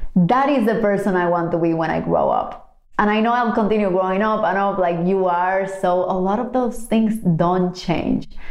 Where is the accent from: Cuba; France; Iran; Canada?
Cuba; moved away; growing up in Cuba